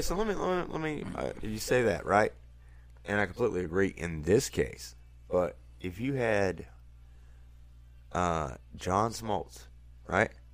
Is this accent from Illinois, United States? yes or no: no; North Carolina, United States; we're from North Carolina.